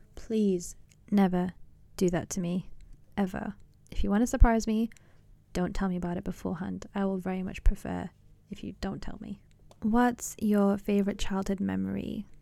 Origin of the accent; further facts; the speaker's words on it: England, United Kingdom; also born or lived in Pakistan; I'm from Pakistan originally, and I grew up in England, Britain